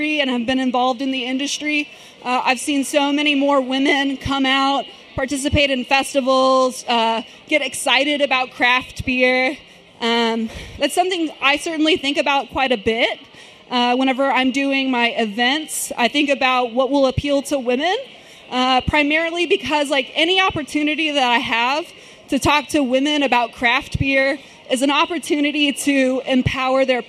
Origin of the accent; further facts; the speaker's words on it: Sherman, Texas, United States; moved away as an adult; now in Dallas, United States; I'm from Sherman, Texas. That's a town, yes, ma'am, that's a town an hour north of Dallas